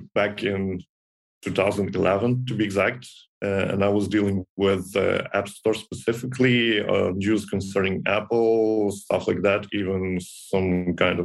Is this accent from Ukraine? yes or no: yes; Ukraine; I came here from my hometown in Ukraine